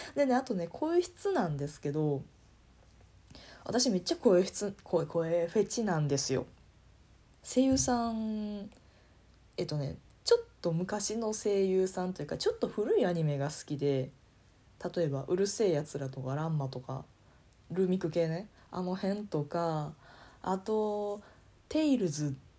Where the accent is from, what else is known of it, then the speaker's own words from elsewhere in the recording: Kansai, Japan; accent: Kansai dialect; 方言というか関西弁混じりで喋ってる